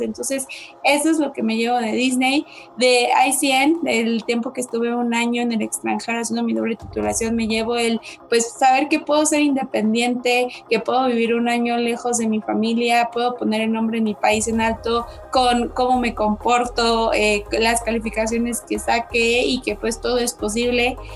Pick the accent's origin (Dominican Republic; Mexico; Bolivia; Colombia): Mexico; Querétaro; Soy 100% caretana